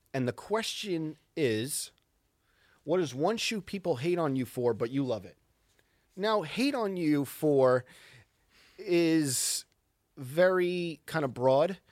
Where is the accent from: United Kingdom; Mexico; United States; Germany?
United States; Central Islip, New York; right near where I grew up in Central Islip